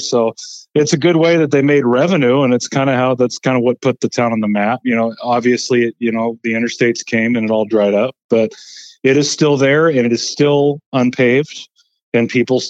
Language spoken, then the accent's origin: English; Sunburg, Minnesota, United States; born or raised there; also born or lived in Denver, Colorado